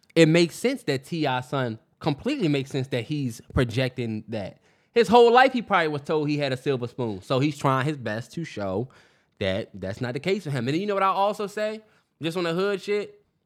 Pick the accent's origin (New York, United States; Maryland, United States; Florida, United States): Maryland, United States; Upper Marlboro; me and Terrence grew up in P G County